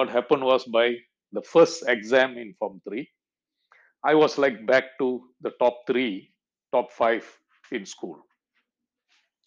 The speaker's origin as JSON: {"language": "English", "town": "Kluang", "region": "Johor", "country": "Malaysia", "tie": "born or raised there", "said": "my hometown and my secondary school. See, I went through Tunkumamut school all the way up to standard 6 and moved on to the high school of Kluang."}